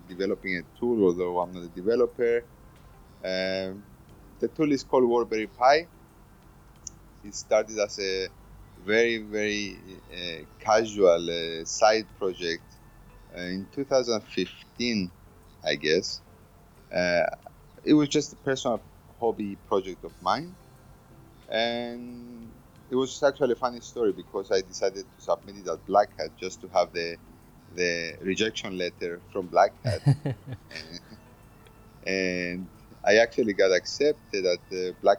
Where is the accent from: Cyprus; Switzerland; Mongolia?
Cyprus; I come from Cyprus